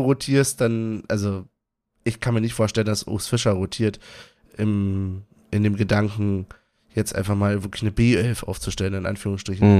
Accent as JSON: {"language": "German", "region": "Berlin", "country": "Germany", "said": "Ich, ich bin Berliner"}